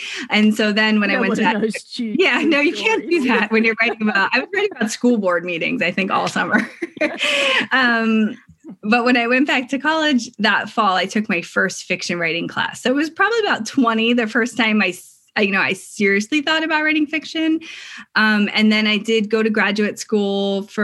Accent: Philadelphia, Pennsylvania, United States; I grew up in outside of Philadelphia, a suburb of Philadelphia

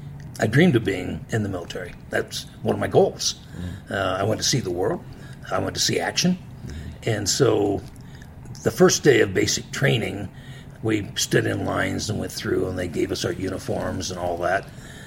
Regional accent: Marion, Indiana, United States; A farming community, mm-hmm. Fairly small population. And then at the time, depended on factories because we're so close to Detroit.

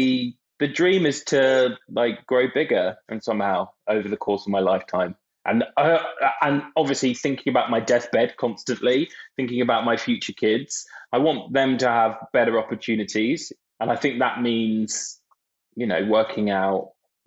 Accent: Brighton, South East England, United Kingdom; I grew up in Brighton

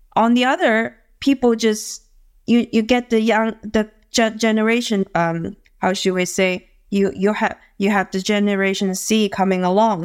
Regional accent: Guangzhou, Guangdong, China; I'm from Guangzhou, China.

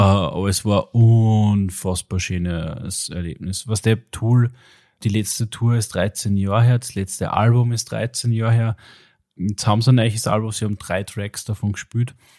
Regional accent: Austria; als Österreicher

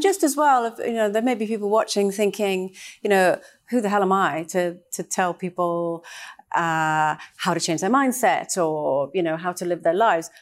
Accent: Trinidad & Tobago; moved away; I actually grew up in Trinidad

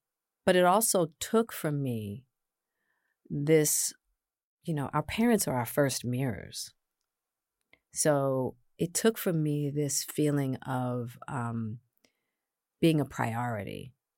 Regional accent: Hollywood, California, United States; I'm a woman, I'm Black, and I'm from Hollywood.

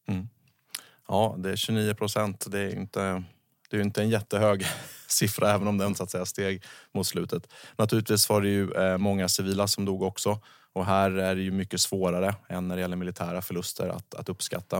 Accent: Sweden; som svensk eh, fredsskadad person

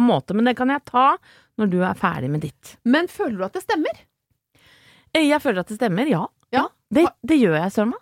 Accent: Brøttum, Innlandet, Norway; jeg er fra Brøttum

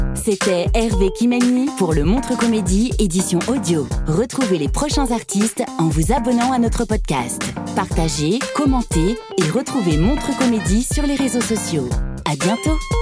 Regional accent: Rwanda; je viens du Rwanda

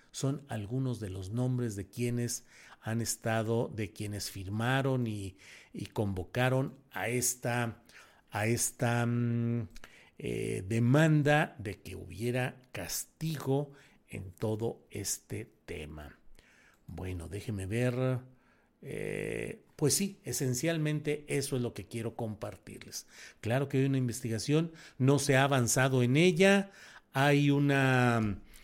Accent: Mexico; yo soy uno de los 23 mil mexicanos que firmamos

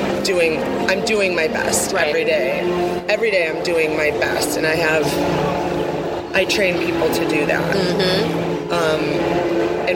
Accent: Wisconsin, United States; I'm from Wisconsin

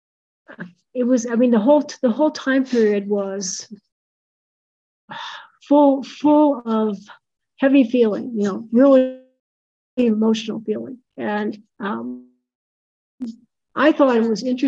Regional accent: Midwest, United States; also born or lived in Missouri; now in New Mexico, United States; I grew up in the Midwest. And then I moved to the southern part of the Midwest, I guess, in Missouri

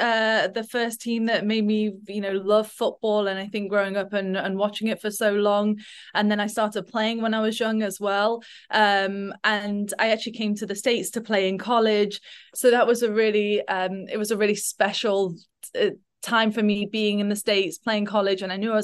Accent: Nottingham, East Midlands, United Kingdom; I'm a massive Forest fan. I grew up in just outside of Nottingham and used to go every week with my dad.

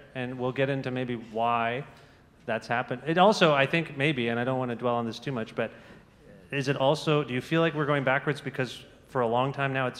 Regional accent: Canada; as a Canadian

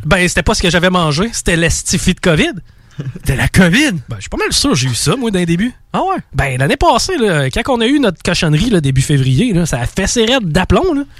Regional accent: Quebec City, Quebec, Canada; je viens de Québec

